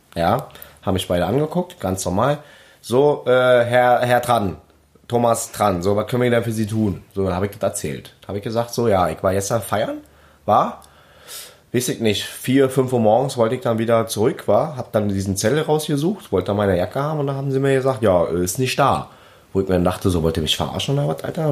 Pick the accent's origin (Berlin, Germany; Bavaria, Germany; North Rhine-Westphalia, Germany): Berlin, Germany; accent: Berliner Schnauze / Berlin dialect; meine Berliner Schnauze